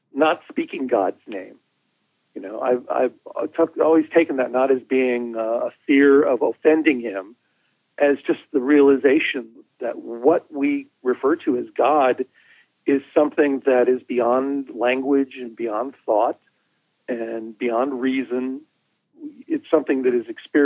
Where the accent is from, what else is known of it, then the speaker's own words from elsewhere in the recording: Chicago, Illinois, United States; I was born in Chicago and grew up in what was an Italian neighborhood